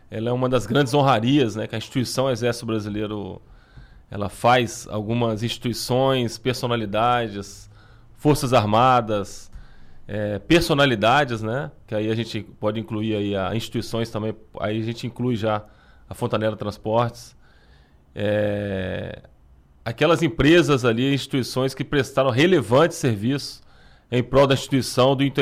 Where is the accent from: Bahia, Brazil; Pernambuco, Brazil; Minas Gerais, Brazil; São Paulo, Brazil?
Minas Gerais, Brazil; Juiz de Fora; Sou mineiro, de natural de Juiz de Fora, Minas Gerais.